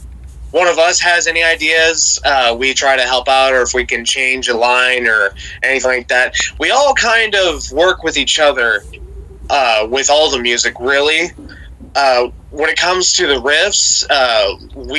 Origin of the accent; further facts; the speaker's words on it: Ohio, United States; we're all from Ohio.